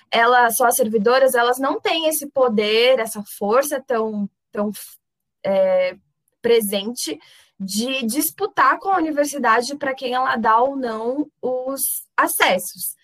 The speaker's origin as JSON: {"language": "Portuguese", "region": "São Paulo", "country": "Brazil", "lives_now": "Franca, Brazil", "said": "Porque, por exemplo, eu venho de São Paulo."}